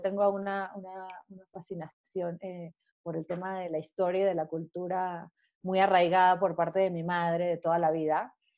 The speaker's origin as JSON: {"language": "Spanish", "country": "Venezuela", "moved": "as an adult", "lives_now": "Mexico", "said": "como buena venezolana"}